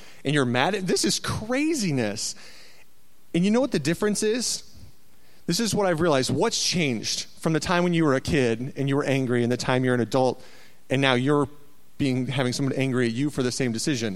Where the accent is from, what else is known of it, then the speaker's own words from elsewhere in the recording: Waterloo, Iowa, United States; I grew up in Iowa, a little town called Waterloo.